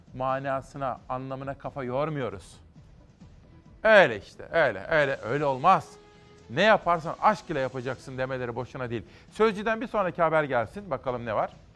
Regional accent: Kütahya, Tavşanlı, Uşak, Eskişehir area, western Anatolia, Turkey; Şimdi bu bizim oralar Kütahya, Tavşanlı, Uşak, Eskişehir.

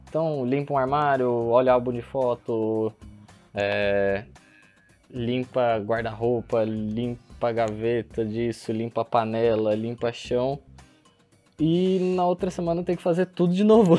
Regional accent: Brazil; como um bom brasileiro que sou

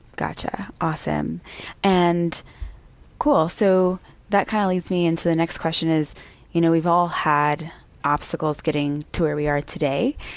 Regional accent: Texas, United States; I grew up in Texas

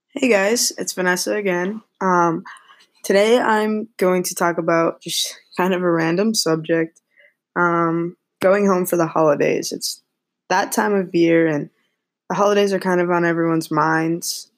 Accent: Massachusetts, United States; moved away as an adult; now in New York City, United States; I'm from Massachusetts and I am going to school in New York City.

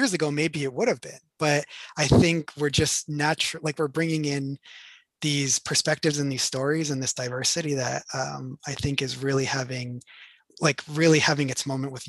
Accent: United States; I identify as Mexican American, I identify as queer, I identify as, you know, binational. I feel very much tied to both Mexico and the US.

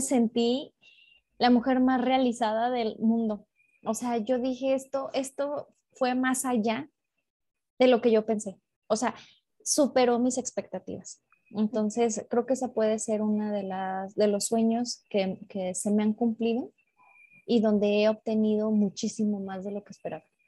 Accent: León, Guanajuato, Mexico; en León, Guanajuato, de donde soy

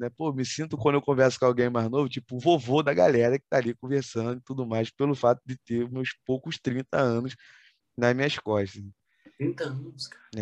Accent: Rio de Janeiro, Brazil; mas como um bom carioca, nascido e criado num subúrbio do Rio de Janeiro, a gente tem o nosso dialeto, vamos dizer assim, peculiar de se expressar com as pessoas

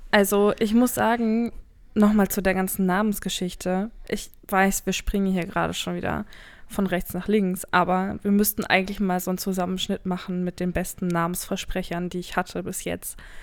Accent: North Rhine-Westphalia, Germany; wir in NRW, ich komme ja aus NRW

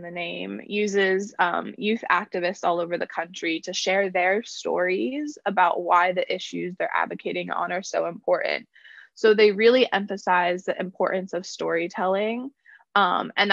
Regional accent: Concord, North Carolina, United States; I grew up in Concord, North Carolina

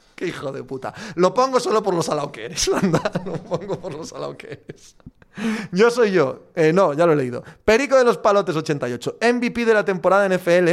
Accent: Cangas de Narcea, Asturias, Spain

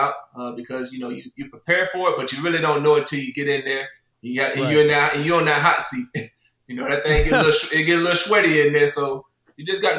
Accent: Lake Butler, Florida, United States; moved away as an adult; also born or lived in Buffalo, New York; now in South Carolina, United States; Buffalo is very similar to my hometown in Florida, Lake Butler.

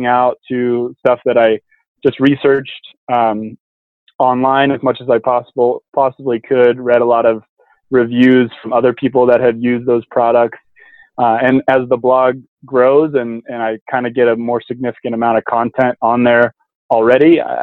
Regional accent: Truckee, California, United States; also born or lived in San Diego, California; I'm from the mountains in Truckee, California. So I grew up backpacking in the Sierra Nevadas

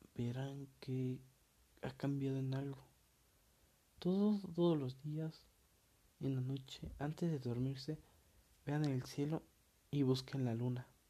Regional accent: State of Mexico, Mexico; yo soy mexicano, orgullosamente mexicano. Y en la parte en la que yo vivía, que es el Estado de México, este... Bueno, no vivía, vivo

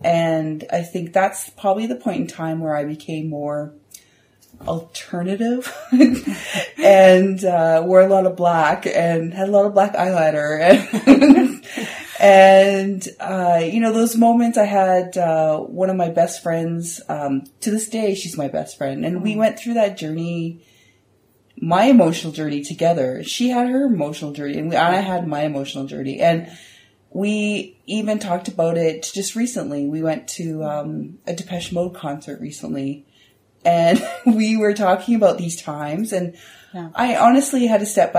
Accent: Moncton, New Brunswick, Canada; also born or lived in Saskatoon, Canada; We lived all across Canada, which was very cool. So I remember a lot of times when I grew up in Moncton, and then I remember moving across the city or the country to go and living in Saskatoon.

